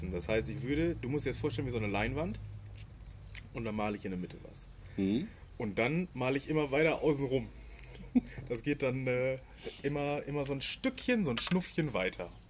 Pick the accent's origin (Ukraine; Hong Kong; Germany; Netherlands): Netherlands; born there; Ja, ich komme gebürtig aus äh, den Niederlanden.